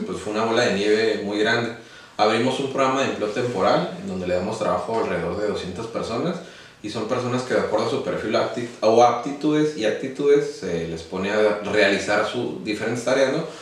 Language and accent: Spanish; Playas de Rosarito, Baja California, Mexico; also born or lived in Mexico City; Llegué, a, llegué como a los 10, 9 años yo creo a Playas de Rosarito. Aquí nos quedamos a vivir